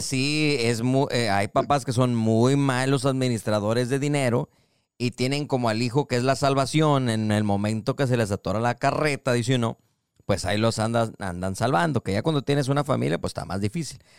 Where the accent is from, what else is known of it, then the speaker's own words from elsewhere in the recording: Mexico; como mexicanos